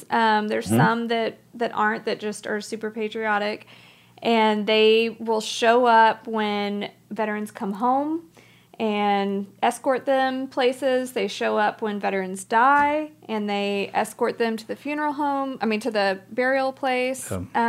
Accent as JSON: {"language": "English", "town": "Dallas", "region": "Texas", "country": "United States", "said": "Yeah, we're from Dallas."}